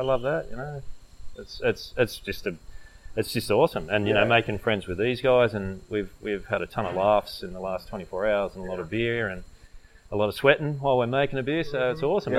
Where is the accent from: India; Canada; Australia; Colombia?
Australia; Young, New South Wales; moved away; also born or lived in Canberra; I grew up in a country town before we moved to Canberra, I grew up in Young, and, you know, that's just surrounded by cherry trees and stone fruit